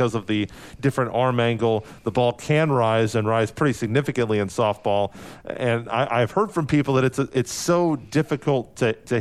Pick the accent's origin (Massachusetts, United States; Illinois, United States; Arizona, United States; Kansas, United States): Kansas, United States; Topeka; born or raised there